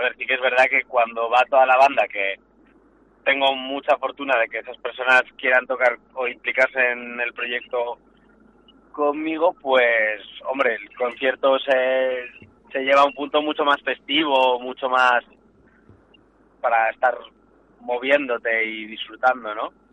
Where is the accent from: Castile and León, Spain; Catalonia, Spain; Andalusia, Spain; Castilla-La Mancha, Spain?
Castile and León, Spain; Valladolid; soy natal de Valladolid